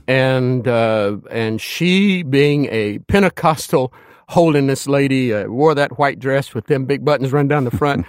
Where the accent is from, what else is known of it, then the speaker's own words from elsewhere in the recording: Danville, Kentucky, United States; moved away as an adult; I'm from Danville, Kentucky.